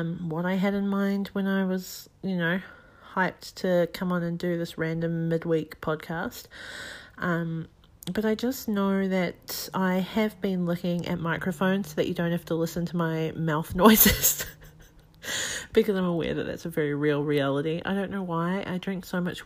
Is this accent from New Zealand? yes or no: yes; New Zealand; now in Australia; I'm currently living in Australia. I'm from New Zealand.